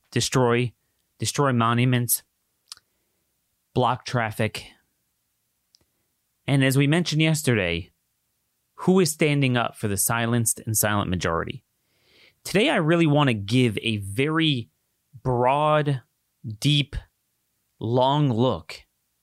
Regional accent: Maryland, United States; my home state, Ocean City, Maryland

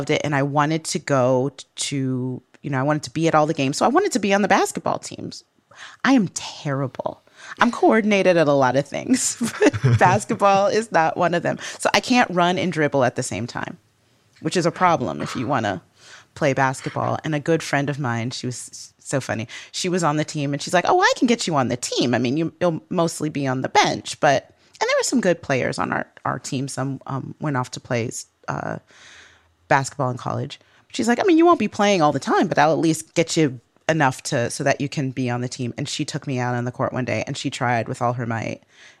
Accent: Midwest, United States; accent: Midwestern; She also got rid of my Midwestern accent.

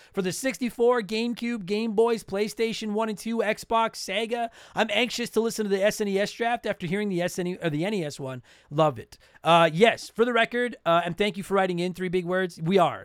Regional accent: Canada; I'm Canadian

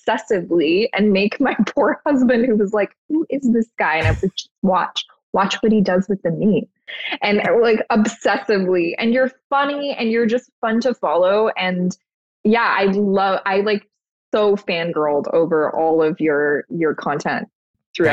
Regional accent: Toronto, Ontario, Canada; I grew up in Toronto

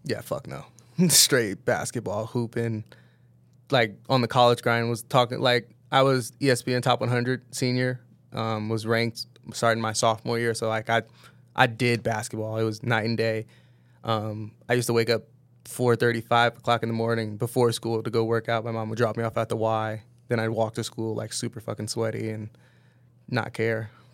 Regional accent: Downey, California, United States; also born or lived in Berkeley, California; grew up in L A, moved down to L A probably like kindergarten, first grade maybe

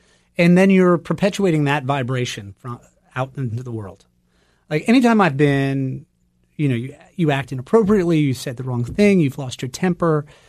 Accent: Turner, Maine, United States; I grew up in Turner, which is about 15 minutes outside the big city.

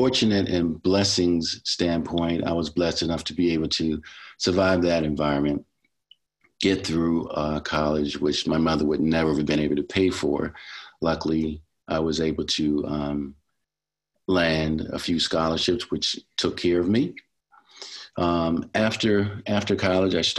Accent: Baltimore, Maryland, United States; I am from Baltimore City, where I grew up

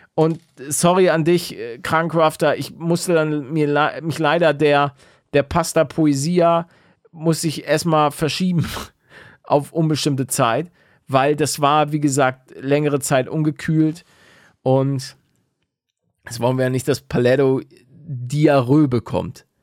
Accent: the North, Northern Germany, Germany; now in Bavaria, Germany; ich komme aus dem Norden

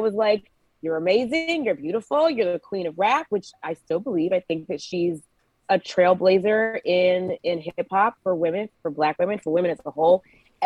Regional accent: Georgia, United States; moved away; So I'm originally a Georgia peach. I'm from Georgia.

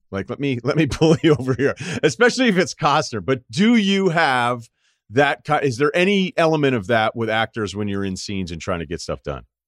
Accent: Massachusetts, United States; I'm from Massachusetts.

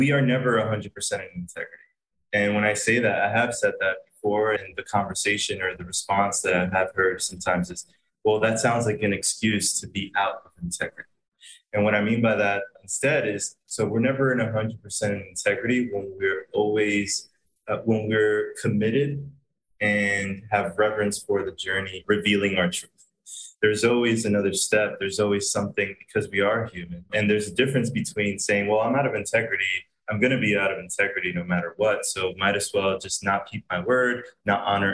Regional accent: Pennsylvania, United States; born or raised there; now in Puerto Rico

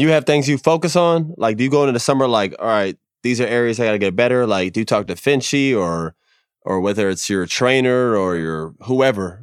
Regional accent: Florida, United States; growing up in Florida

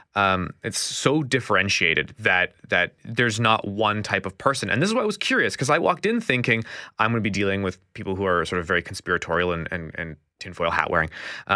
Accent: Winnipeg, Manitoba, Canada; Born and raised in the North End.

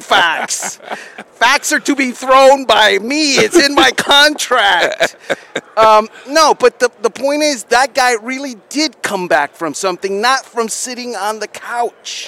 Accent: South Florida, United States; I'm from South Florida.

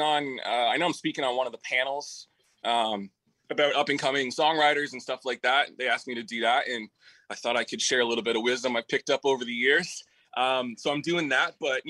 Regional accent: Peterborough, Ontario, Canada; moved away; my hometown, Peterborough, Ontario.

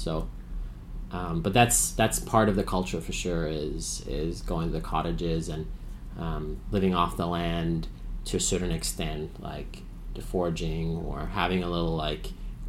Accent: Finland; English is a second language; moved away; I grew up in Finland

